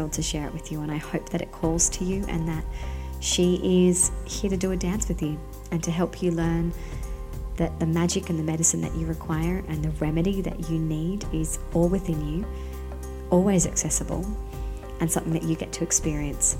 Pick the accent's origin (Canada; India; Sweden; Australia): Australia; Sydney, New South Wales; now in Central Coast, Australia; I was born and bred by the sea in Sydney, and I now live on the central coast of New South Wales